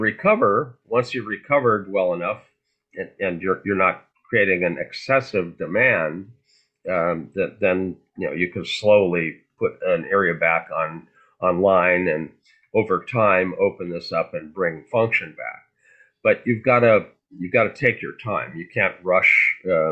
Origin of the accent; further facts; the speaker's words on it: Fargo, North Dakota, United States; I grew up in Fargo